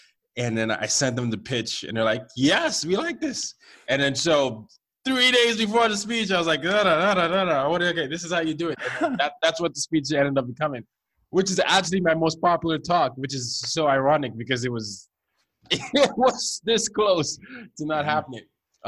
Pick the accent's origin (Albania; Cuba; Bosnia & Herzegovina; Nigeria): Nigeria; My parents were very nervous for me. I'm the oldest. I'm from Nigeria.